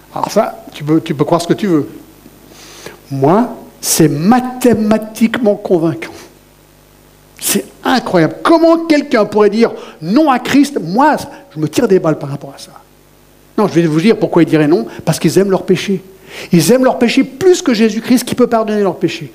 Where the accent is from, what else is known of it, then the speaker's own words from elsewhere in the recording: Satigny, Geneva, Switzerland; j'ai grandi à Choulet, vous savez, à Choulet, à la Genève.